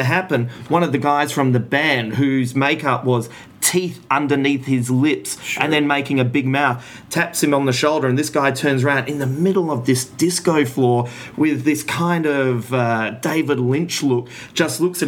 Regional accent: Adelaide, South Australia, Australia; we're from Adelaide, drug capital of the Southern Hemisphere

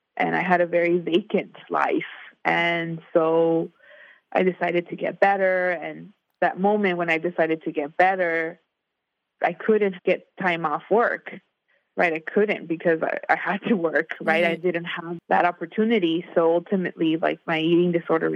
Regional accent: Inland Empire, Southern California, United States; I grew up in Southern California in the Inland Empire, which is an hour south of Los Angeles.

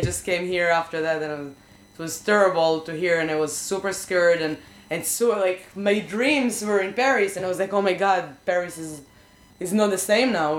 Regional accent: Israel; English is a second language; moved away; I grew up in Israel

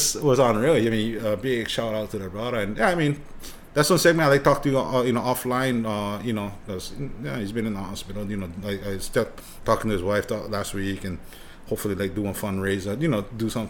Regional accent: Hawaii, United States; also born or lived in Japan; when you see each other first time from Hawaii, the first question is, hey, where are you from? Which means what high school?

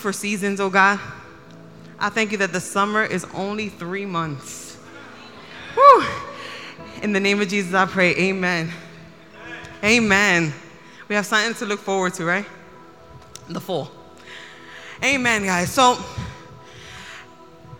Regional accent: New York City, New York, United States; as a New Yorker

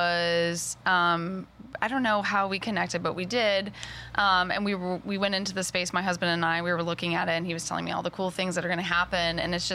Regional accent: Boston, Massachusetts, United States; also born or lived in Pittsburgh; I moved here in 2001. I'm originally from Boston.

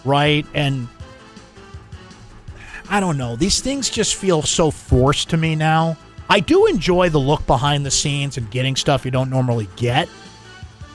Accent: Syracuse, New York, United States; growing up in Syracuse, New York, there's lacrosse nets everywhere

